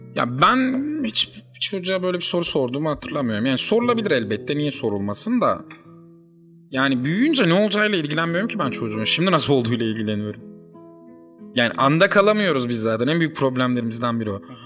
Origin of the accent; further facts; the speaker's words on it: Uşak Province, Turkey; ben Uşaklıyım. Uşak çok küçük bir şehir.